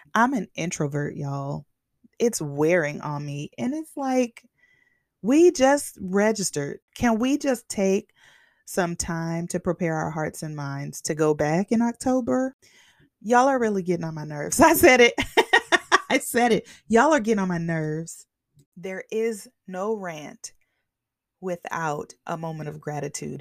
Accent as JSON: {"language": "English", "area": "the Bay Area", "region": "California", "country": "United States", "said": "I'm from the Bay"}